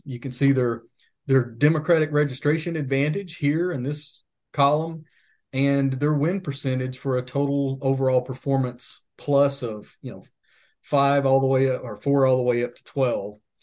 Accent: Leslie County, Kentucky, United States; I'm from Leslie County

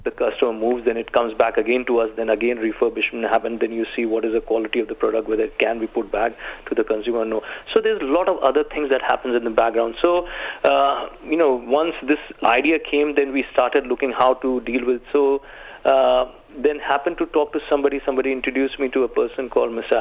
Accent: India; now in United Arab Emirates; I come from India

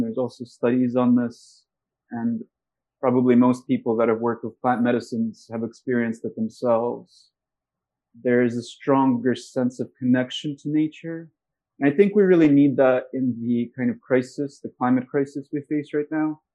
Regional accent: Moscow, Russia; now in United States; I'm from Russia

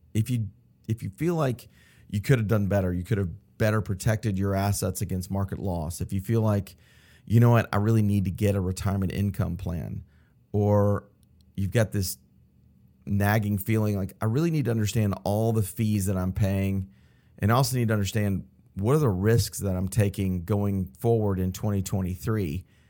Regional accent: Atlanta, Georgia, United States; I'm from Atlanta. I grew up in Buckhead, um, went to Westminster High School, local here in Atlanta

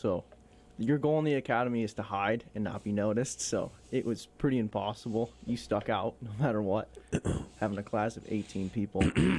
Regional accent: Pittsfield, Massachusetts, United States; So I was born and raised in Pittsfield. Went to Taconic High School.

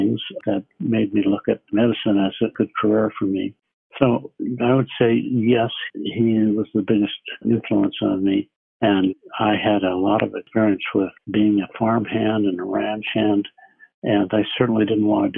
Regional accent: eastern Nebraska, United States; I grew up in a small town in eastern Nebraska

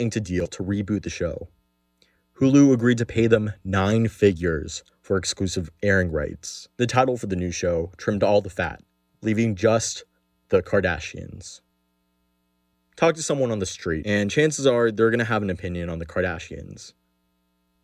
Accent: Los Angeles, California, United States; I'm from Los Angeles, and there's a certain novelty in seeing your hometown in the eyes of a tourist

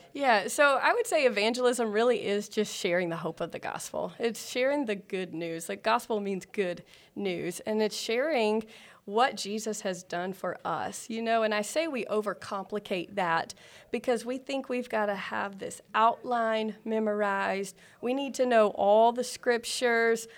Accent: South Carolina, United States; moved away as an adult; also born or lived in Georgia; now in Alpharetta, Georgia, United States; I'm originally from South Carolina.

